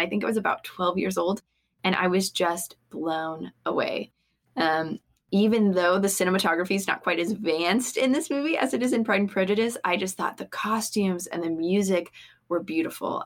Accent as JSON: {"language": "English", "region": "Georgia", "country": "United States", "tie": "born or raised there", "moved": "as an adult", "lives_now": "Birmingham, United States", "said": "I was born and raised in Georgia. I'm a Georgia peach"}